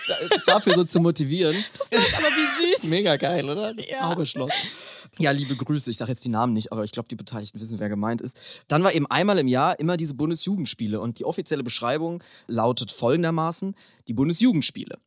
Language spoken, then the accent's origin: German; Bavaria, Germany; in Bayern, wo ich herkomme